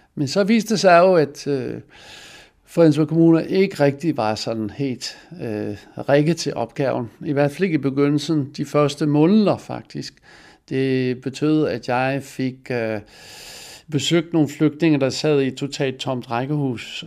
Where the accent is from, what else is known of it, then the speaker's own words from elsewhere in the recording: Netherlands; Danish is a second language; moved away as an adult; now in Denmark; Jeg blev født i Holland og kom til Danmark i 1920, øh, ikke 1920, som 20-årig i 1970